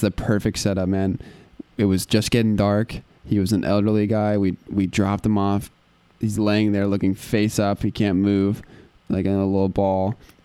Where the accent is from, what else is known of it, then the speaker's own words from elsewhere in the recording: North Carolina, United States; growing up in North Carolina, I had a ton of friends that were really close to me